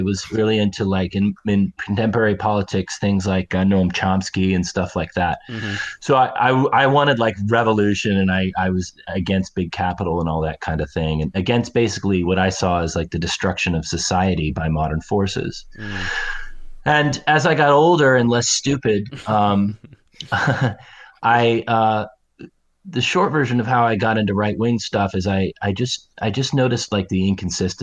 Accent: Pacific Northwest, United States; I'm from the Pacific Northwest

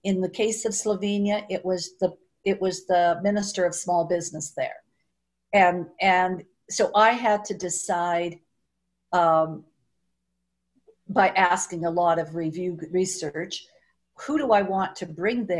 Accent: Canada; I'm from Canada

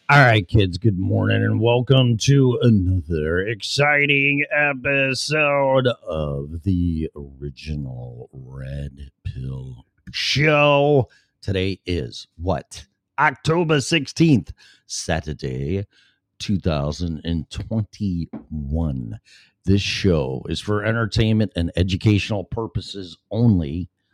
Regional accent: Chicago, Illinois, United States; born or raised there; now in Florida, United States

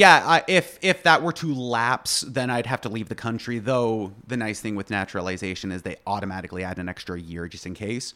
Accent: East Coast, Canada; first language English; moved away as an adult; now in Plattsburgh, United States; I am originally from Canada, born and raised, uh, East Coast

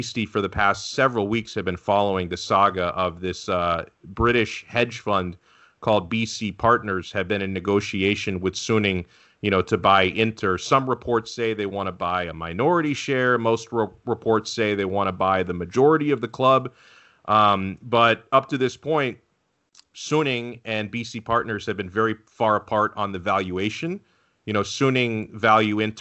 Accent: United States; as an American

